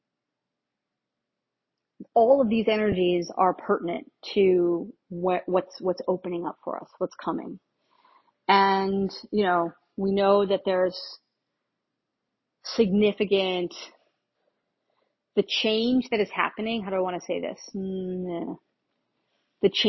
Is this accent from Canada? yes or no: no; Northeast, United States; moved away; I grew up in the Northeast.